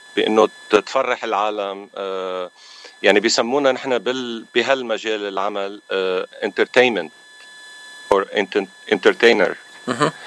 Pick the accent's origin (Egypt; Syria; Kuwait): Syria; Aleppo, Aleppo Governorate; also born or lived in Lebanon; now in Los Angeles, United States; انا من حلب من سوريا